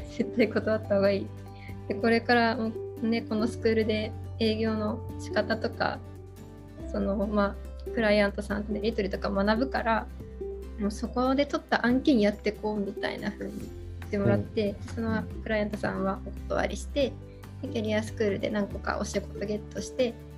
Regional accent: Aichi, Japan; also born or lived in Okinawa / Hokkaido; 地元が愛知なんです

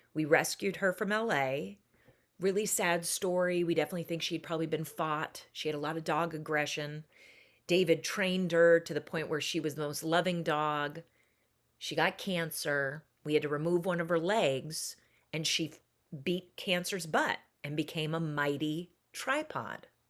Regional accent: Seattle, Washington, United States; I was born and raised in Seattle, Washington.

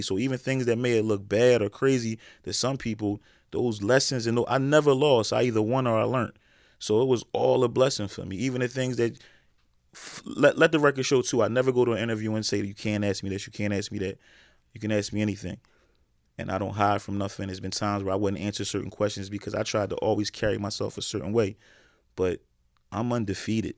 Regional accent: Philadelphia, Pennsylvania, United States; growing up in West Philly

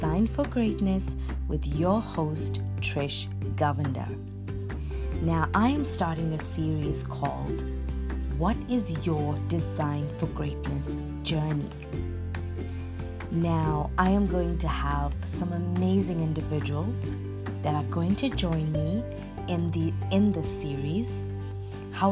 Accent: Durban, KwaZulu-Natal, South Africa; I am from Durban, South Africa. I was born and raised here

